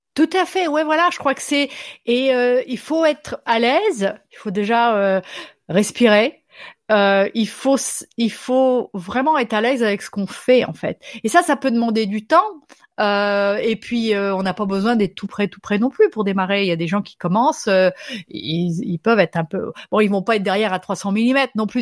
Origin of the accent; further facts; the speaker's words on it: France; first language French; moved away as an adult; now in Minnesota, United States; J'habite aux États-Unis, mais je suis française